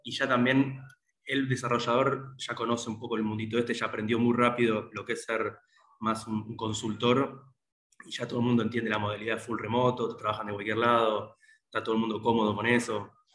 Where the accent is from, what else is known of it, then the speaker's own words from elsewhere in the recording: Argentina; somos todos argentinos